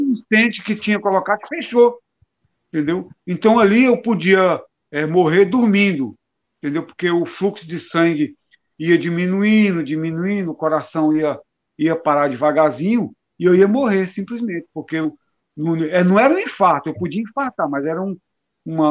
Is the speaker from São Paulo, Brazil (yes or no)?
no; Brasília, Federal District, Brazil; also born or lived in Passagem, Paraíba; eu nasci numa cidade da Paraíba chamada Passagem, né, no sertão paraibano. É, com menos de um ano eu fui para Brasília